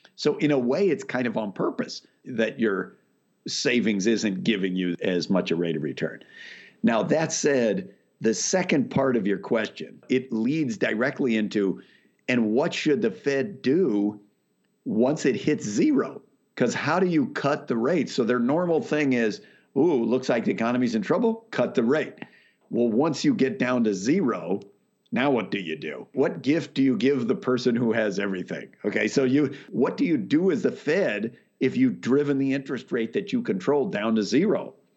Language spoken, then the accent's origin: English; Whittier, California, United States; also born or lived in Waco, Texas / Chicago; I mostly grew up out in Whittier, outside of L